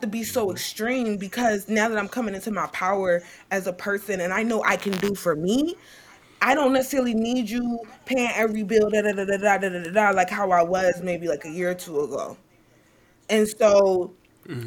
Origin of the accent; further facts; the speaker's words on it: Richmond, Virginia, United States; I'm from Richmond, Virginia, Blackwell